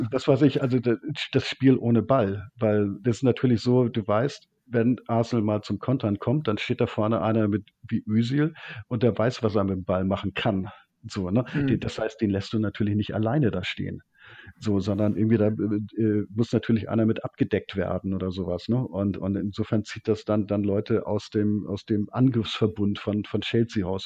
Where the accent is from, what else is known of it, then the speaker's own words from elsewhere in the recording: Hamburg, Germany; ich komme aus Hamburg